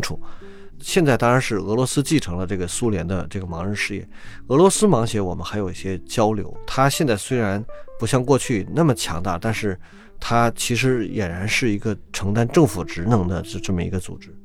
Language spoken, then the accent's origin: Chinese; Beijing, China; 我小时候在北京长大